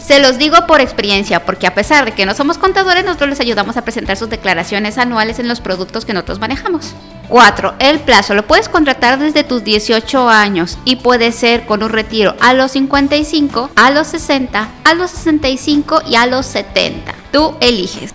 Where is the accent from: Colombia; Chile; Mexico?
Mexico; Guadalajara, Jalisco; now in Colima, Mexico; Yo soy tapatía de corazón, pero vivo en el estado de Colima